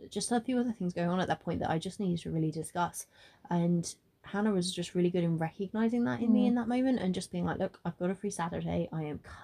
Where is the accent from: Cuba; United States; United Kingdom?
United Kingdom; Bristol, South West England; I am originally from Bristol, and I'm born and bred there. I've lived there very much most of my life